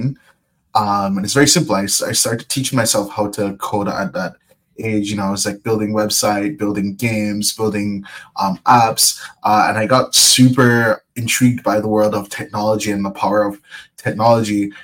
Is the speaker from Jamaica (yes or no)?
yes; Kingston, Jamaica; moved away as an adult; now in Miami, United States; I grew up in Kingston.